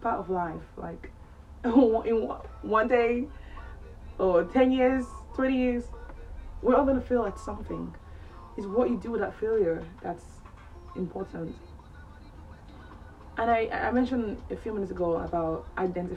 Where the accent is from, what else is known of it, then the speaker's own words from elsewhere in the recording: Cameroon; moved away as an adult; now in England, United Kingdom; I'm originally from Cameroon in West Africa. I'm 25 years old. I moved to England when I was 17 years old